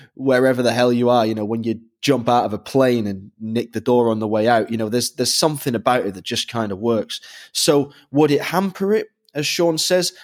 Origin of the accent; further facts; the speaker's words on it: Manchester, North West England, United Kingdom; growing up in Manchester